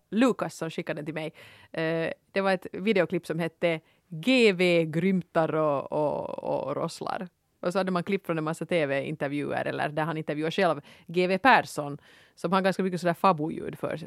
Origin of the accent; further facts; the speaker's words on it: Helsinki, Uusimaa, Finland; jag är från Helsingfors